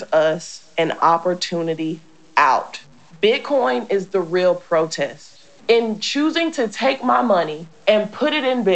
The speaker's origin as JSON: {"language": "English", "country": "United States", "said": "I am an American"}